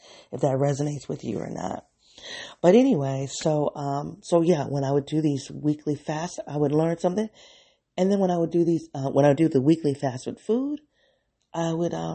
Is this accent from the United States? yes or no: yes; Midwest, United States; moved away as an adult; also born or lived in the South; I'm from the Midwest, and I'm in like this, from a factory town